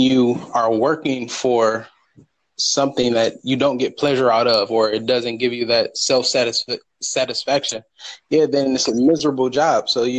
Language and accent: English; Michigan, United States; I am from Michigan.